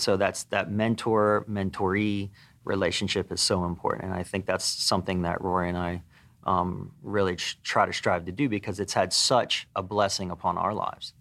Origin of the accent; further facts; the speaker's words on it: Pennsylvania, United States; moved away as an adult; I grew up in Pennsylvania